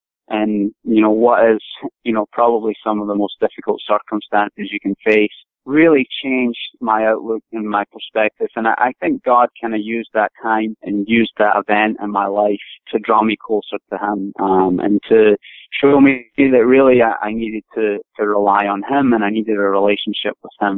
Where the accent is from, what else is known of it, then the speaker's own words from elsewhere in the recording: Scotland, United Kingdom; moved away as an adult; now in United States; I grew up in Scotland, originally from Scotland